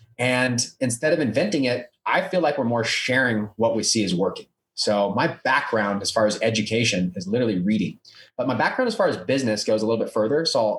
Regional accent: California, United States; when I moved to Colorado, I was from California, and I really started to grow a lot more.

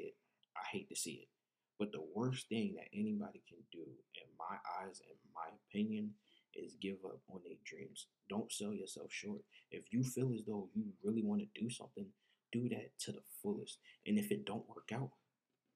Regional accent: New Jersey, United States; moved away; growing up in Jersey, there was no community center

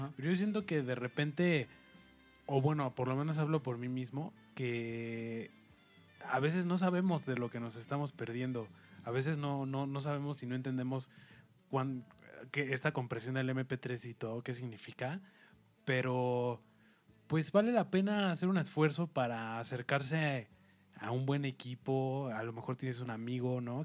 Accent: Mexico; como mexicano también nosotros

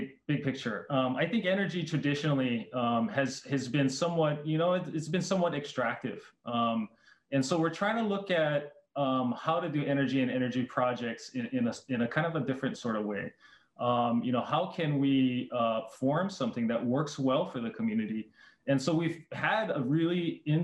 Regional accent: Hawaii, United States; We're Hawaiian

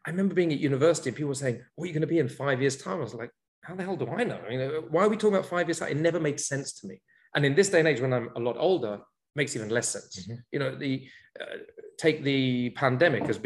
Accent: London, United Kingdom; moved away as an adult; now in Israel; I grew up in London, and I've been living here in Israel now for almost 23 years

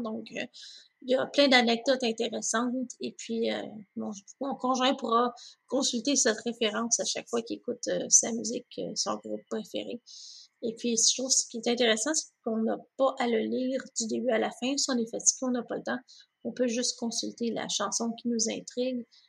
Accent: 450 North, Quebec, Canada; moved away as an adult; also born or lived in Longueuil / Brossard; now in Waterloo, Canada; pour moi qui venait du 450 Nord, donc Laval, de Montagne, Ocas, Saint-Eustache, c'est tout ce que je connaissais

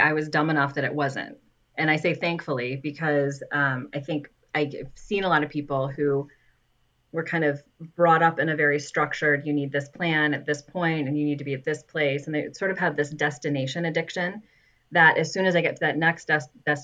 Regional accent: West Michigan, United States; me growing up in West Michigan, like, of course, you know Meijer

